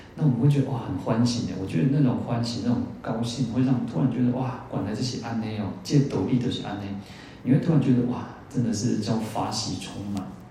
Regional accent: Taiwan; 我们台湾人最大的护国神山哦，其实就是我们的善良

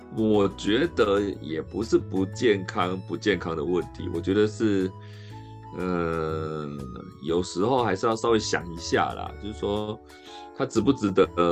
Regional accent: Zhongli, Taoyuan, Taiwan; also born or lived in Hualien / Taipei; 我桃园人在台北，念那个机，我也念机械系啊

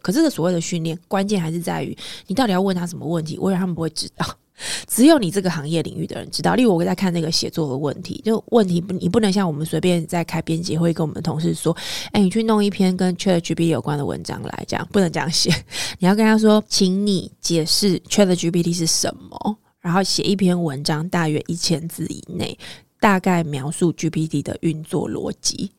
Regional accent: Taiwan; 我们在台湾有非常多的这个科系学校

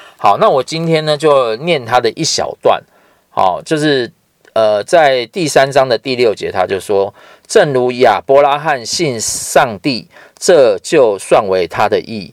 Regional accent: Taiwan; 像我们台湾人很喜欢拜拜

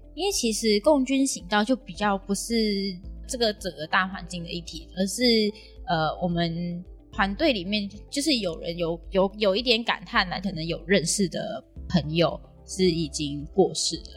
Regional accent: Malaysia; now in Tainan, Taiwan; 我是马来西亚人

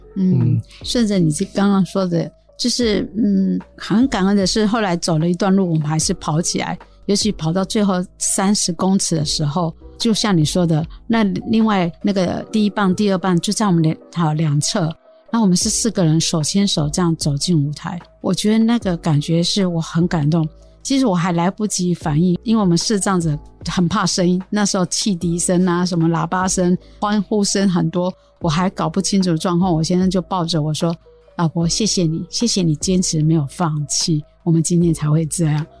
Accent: Su'ao, Yilan County, Taiwan; 我来自苏澳

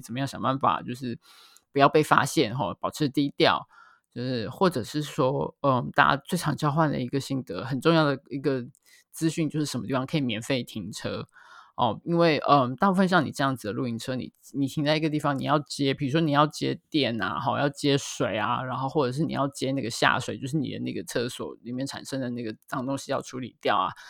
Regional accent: Taiwan; 我们台湾人或者是华人

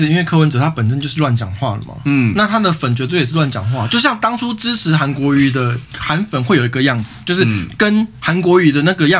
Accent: Taipei, Taiwan; 身为一个老台北人

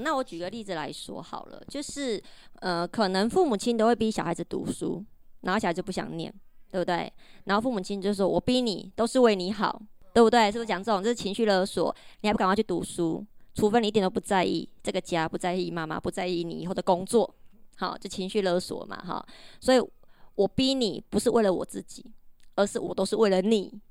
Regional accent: Taiwan; 我们台湾人

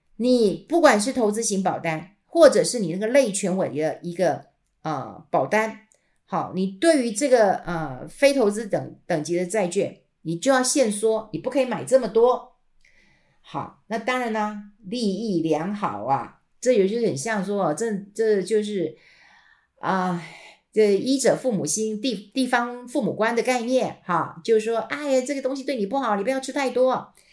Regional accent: Taiwan; 我们台湾人喜欢吃年糕

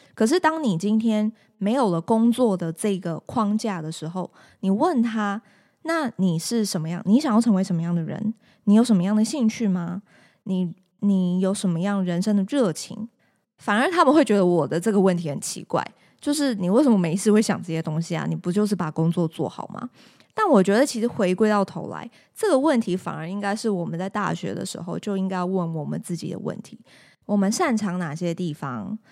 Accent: Taiwan; 土生土长的这个台湾人

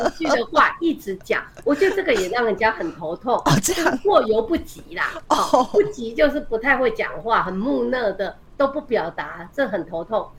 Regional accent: Taiwan; 我们台湾人的住家，那个厨房，嗯。通常都不是大家一起准备食物这样子的空间嘛

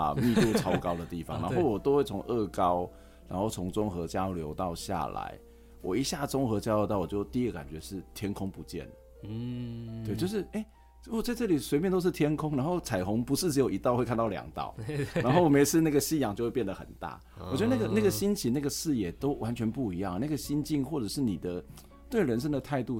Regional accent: Yonghe, New Taipei, Taiwan; now in Minxiong, Taiwan; 在我觉得我自己从台北搬过来，我都觉得这里是一个很自由开阔。

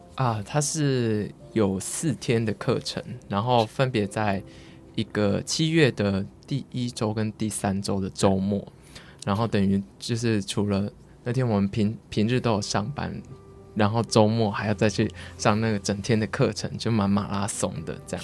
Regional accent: Kaohsiung, Taiwan; 我是高雄人

